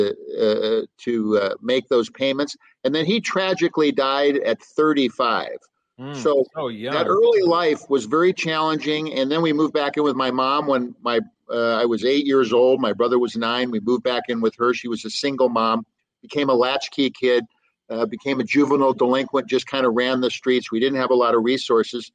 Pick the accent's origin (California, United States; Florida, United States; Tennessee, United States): California, United States; Los Angeles; also born or lived in Yakima, Washington; My brother and I lived in this wonderful, they actually wonderful people, the Crandall family in Pacoima, California